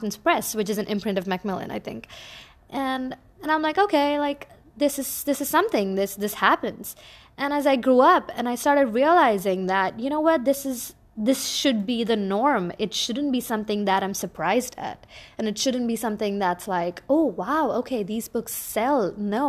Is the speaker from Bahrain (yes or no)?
yes; Bahrain; I am an Indian by origin, but I grew up in the Middle East in a little island called Bahrain.